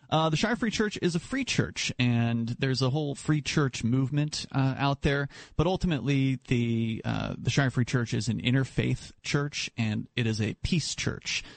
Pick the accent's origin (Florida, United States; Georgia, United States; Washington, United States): Florida, United States; moved away as an adult; now in New Hampshire, United States; I grew up in Florida, and I was a libertarian activist down there as a, as a younger man